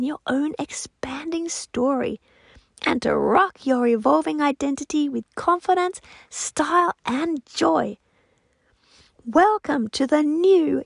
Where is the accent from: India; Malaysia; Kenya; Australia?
Australia; I'm an Aussie with French influence from my husband and his family. We all live near Sydney, Australia